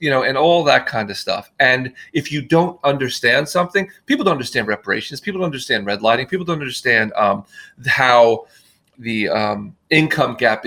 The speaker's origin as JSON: {"language": "English", "region": "New Jersey", "country": "United States", "tie": "born or raised there", "said": "my hometown in New Jersey"}